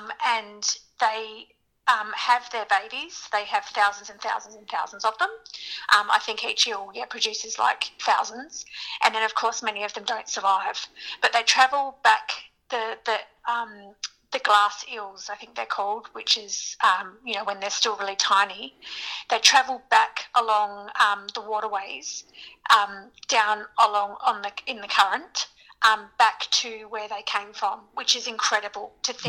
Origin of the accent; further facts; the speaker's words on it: Western New South Wales, Australia; now in Melbourne, Australia; I'm Barkindji, so I'm from Western New South Wales